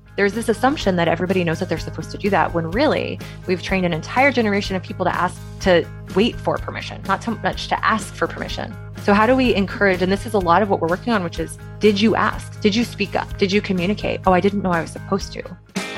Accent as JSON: {"language": "English", "region": "Kansas", "country": "United States", "tie": "born or raised there", "moved": "as an adult", "lives_now": "San Francisco, United States", "said": "I am from Kansas, went to Kansas State University, so I'm a Wildcat through and through"}